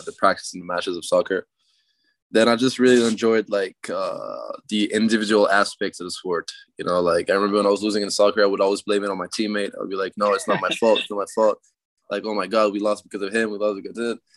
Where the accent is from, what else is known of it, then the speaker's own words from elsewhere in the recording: Canada; I'm a Canadian tennis player